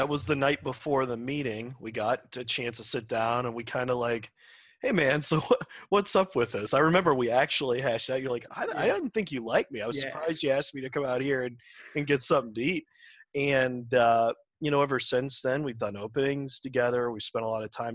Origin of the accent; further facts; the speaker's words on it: Massillon, Ohio, United States; I grew up in Ohio, in Jackson Township, which is in Massillon, which is right by Canton, North Canton area